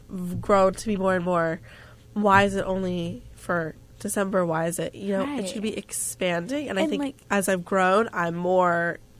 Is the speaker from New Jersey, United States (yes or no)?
yes; New Jersey, United States; my home state, New Jersey.